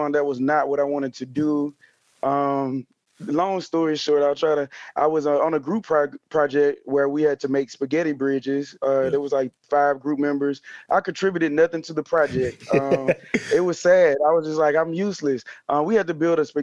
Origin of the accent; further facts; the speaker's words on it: Mobile, Alabama, United States; I am originally from Mobile, Alabama, and that's where I happen to be physically in this moment